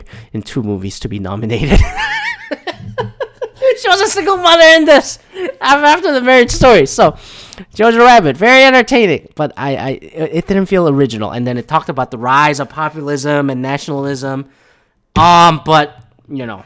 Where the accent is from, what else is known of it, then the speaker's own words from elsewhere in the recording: Canada; I'm from Canada